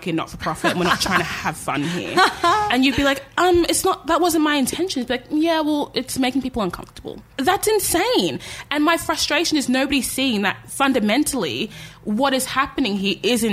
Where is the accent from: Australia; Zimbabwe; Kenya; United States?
Australia; I was born and raised in Australia